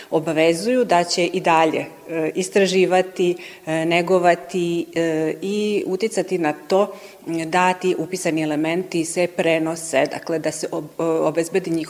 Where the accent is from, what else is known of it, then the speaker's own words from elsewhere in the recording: Serbia; kod nas u Srbiji